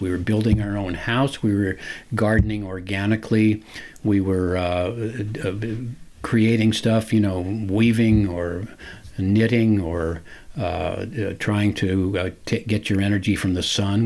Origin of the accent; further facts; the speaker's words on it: San Francisco, California, United States; growing up in San Francisco and and and being native Californian